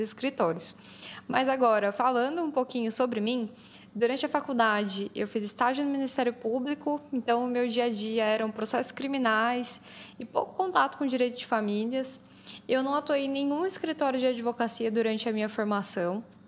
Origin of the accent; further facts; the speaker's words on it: interior of São Paulo state, Brazil; also born or lived in Guaratinguetá; eu também sou aqui do estado de São Paulo mas eu sou do interior. Hoje eu moro na cidade de Guaratinguetá